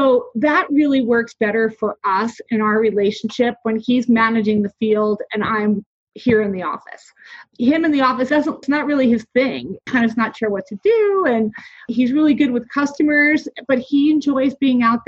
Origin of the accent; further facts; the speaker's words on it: New Jersey, United States; I am from New Jersey